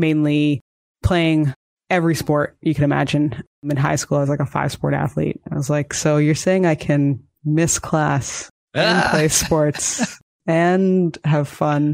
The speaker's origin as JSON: {"language": "English", "country": "Canada", "also_born_or_lived": "United States", "said": "I'm actually Canadian."}